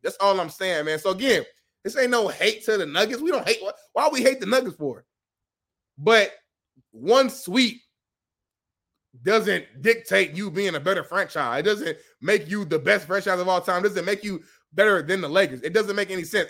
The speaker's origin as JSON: {"language": "English", "region": "Indiana", "country": "United States", "said": "I'm from Indiana"}